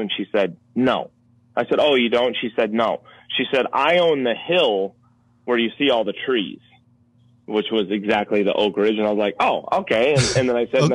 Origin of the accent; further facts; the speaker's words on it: Minnesota, United States; I'm from Minnesota